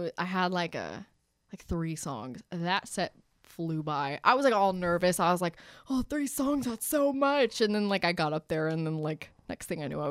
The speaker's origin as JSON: {"language": "English", "town": "Marlton", "region": "New Jersey", "country": "United States", "moved": "yes", "said": "I'm from South Jersey, like, I was in Marlton, which is like Cherry Hill"}